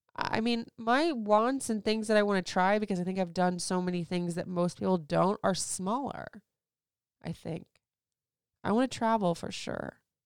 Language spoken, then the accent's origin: English; Florida, United States; moved away; also born or lived in Puerto Rico; I grew up in Florida